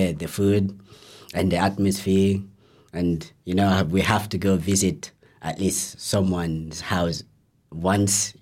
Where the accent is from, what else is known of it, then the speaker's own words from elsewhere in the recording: Guinea; moved away; I'm Guinea, or some people might know as Guinea.